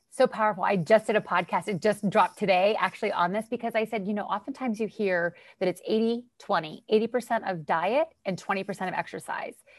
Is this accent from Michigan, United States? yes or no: no; Western Pennsylvania, United States; moved away as an adult; also born or lived in Florida; I'm from Western Pennsylvania